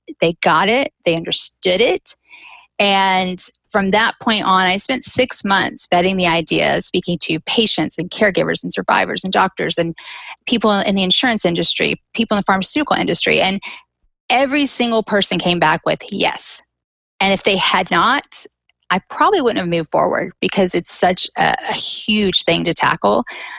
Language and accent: English; Southeast, United States; now in Birmingham, United States; I'm not from California. I moved back to the Southeast, which is where all of my family lives. And I'm actually in Birmingham, which is where my sister was born.